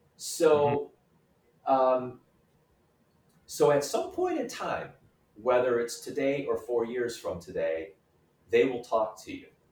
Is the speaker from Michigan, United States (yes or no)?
yes; Hamtramck, Michigan, United States; moved away as an adult; also born or lived in Royal Oak, Michigan; now in Chicago, United States; I was am originally from Hamtramck, Michigan